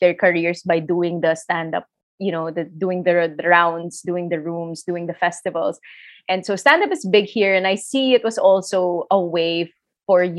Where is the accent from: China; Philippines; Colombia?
Philippines; accent: Filipino; now in Australia; my situation as a Filipino migrant